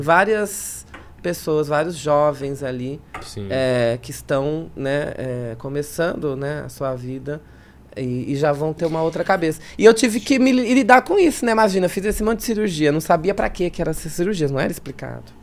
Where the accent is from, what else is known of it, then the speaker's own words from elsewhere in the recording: São Paulo, Brazil; accent: mixed; Nasci na Zona Leste de São Paulo, cresci, me criei na Zona Leste de São Paulo